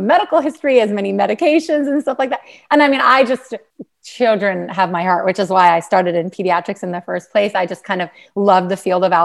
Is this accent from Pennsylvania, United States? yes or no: yes; Pennsylvania, United States; I'm from Pennsylvania, actually kind of born and bred there.